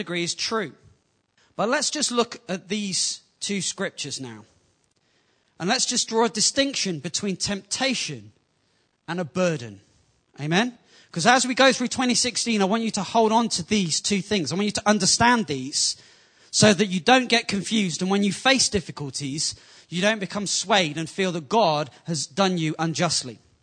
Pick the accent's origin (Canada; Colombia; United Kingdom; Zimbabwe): United Kingdom; England; Being from an English culture, before I got saved, it was fairly normal